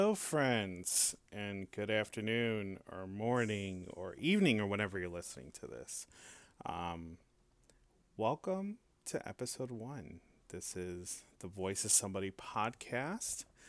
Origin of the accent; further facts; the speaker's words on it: Hanover Park, Illinois, United States; now in Tampa, United States; I'm originally from Chicago, uh, from a small suburb in a northwest suburb. It's called Hanover Park.